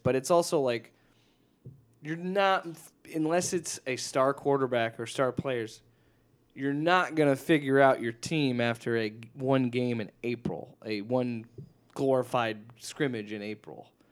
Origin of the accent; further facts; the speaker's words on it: Nebraska, United States; moved away; my home state